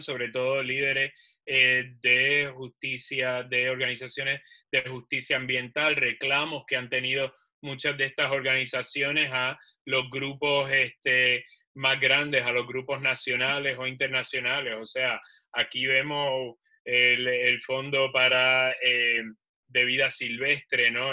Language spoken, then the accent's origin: Spanish; Puerto Rico; yo soy de Puerto Rico